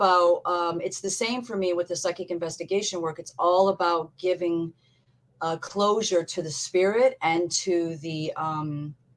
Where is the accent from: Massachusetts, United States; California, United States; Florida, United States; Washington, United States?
Massachusetts, United States; also born or lived in Sturbridge, Massachusetts; we were living in Sturbridge, Massachusetts, because we're both from Massachusetts.